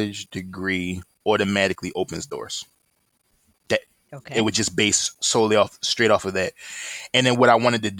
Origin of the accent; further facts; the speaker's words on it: Philadelphia, Pennsylvania, United States; I'm from Philadelphia, proud to be from there.